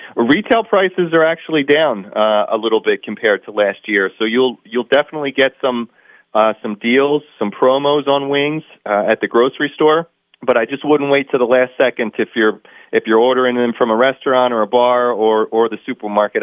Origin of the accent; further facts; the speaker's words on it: Northeast, United States; I'm from the Northeast